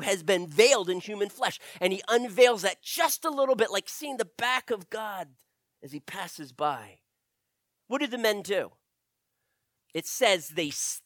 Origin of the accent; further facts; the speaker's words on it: United States; as an American, as a Westerner